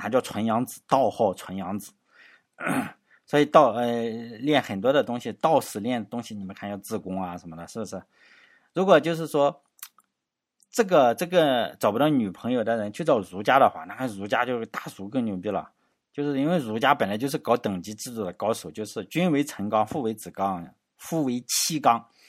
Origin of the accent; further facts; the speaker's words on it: Shandong, China; 作为山东人的话